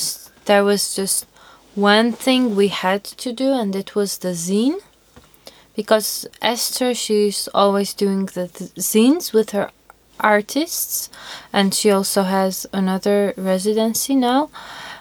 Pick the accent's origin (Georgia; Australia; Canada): Georgia; Tbilisi; from Georgia